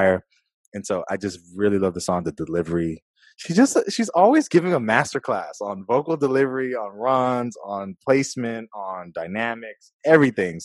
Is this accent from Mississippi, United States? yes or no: no; California, United States; moved away; I'm from California